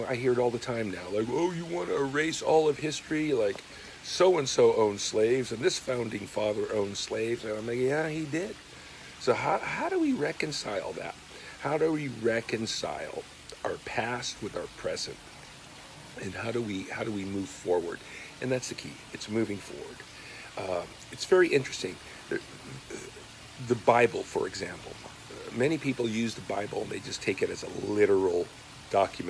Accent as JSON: {"language": "English", "country": "United States", "tie": "born or raised there", "also_born_or_lived": "Ojai, California", "said": "I was born in America. My parents came here as immigrants, like many people. I'm born here"}